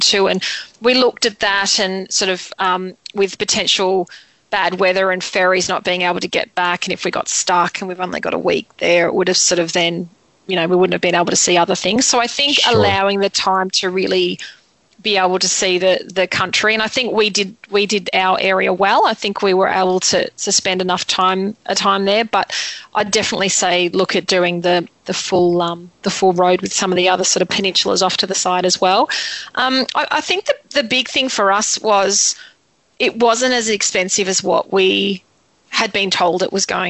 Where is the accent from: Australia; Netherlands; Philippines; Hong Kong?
Australia; we're from Australia